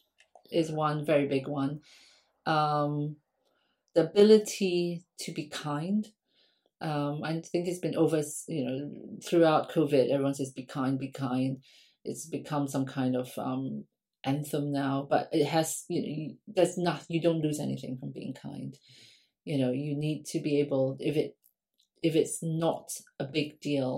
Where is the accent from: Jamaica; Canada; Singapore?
Singapore; now in London, United Kingdom; I grew up in Singapore. I'm Singaporean.